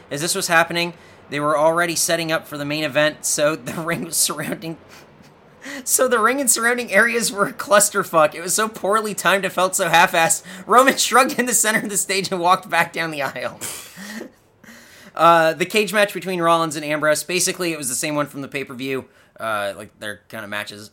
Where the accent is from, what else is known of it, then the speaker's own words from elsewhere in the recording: Southern California, United States; We're from Southern California